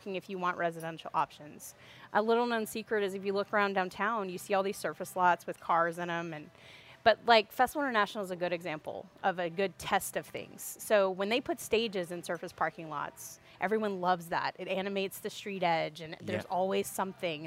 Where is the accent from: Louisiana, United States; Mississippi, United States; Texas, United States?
Louisiana, United States; Opelousas; also born or lived in Portland, Oregon / Lafayette, Louisiana; I'm from Opelousas. I moved away to Portland, Oregon, and moved back in 2010